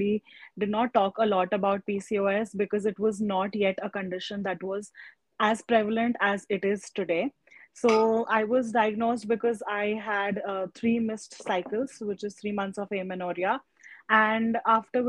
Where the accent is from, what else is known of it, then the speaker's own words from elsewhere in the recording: Pune, Maharashtra, India; I am from Pune